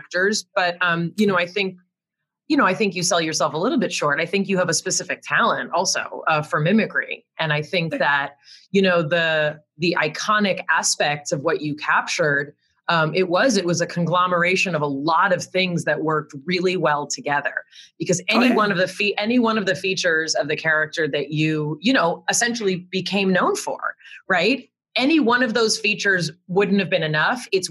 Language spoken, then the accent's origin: English; Los Angeles, California, United States; also born or lived in San Diego; I grew up in Los Angeles, where I was one of the only white children in all of my classes